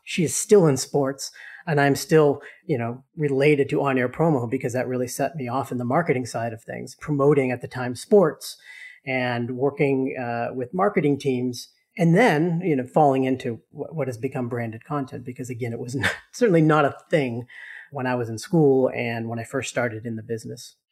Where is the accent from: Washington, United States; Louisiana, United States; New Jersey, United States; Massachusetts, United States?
Massachusetts, United States; Boston; growing up in Boston